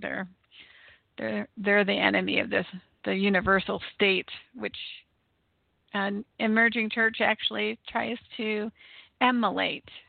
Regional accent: United States

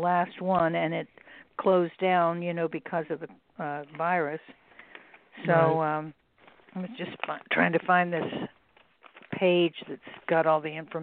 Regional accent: Houston, Texas, United States; moved away; I'm from Houston, Texas, originally

